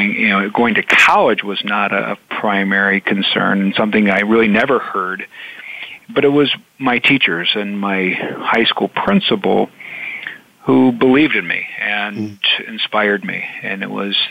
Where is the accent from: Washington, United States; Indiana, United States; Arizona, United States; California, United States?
Indiana, United States; I'm from Indiana